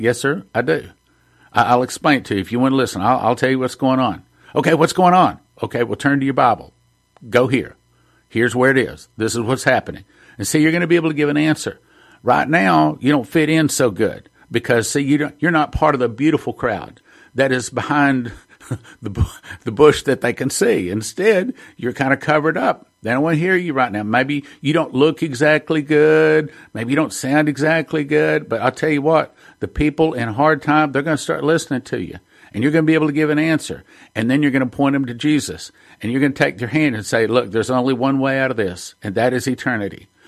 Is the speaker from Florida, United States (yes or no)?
no; Texas, United States; I'm from Texas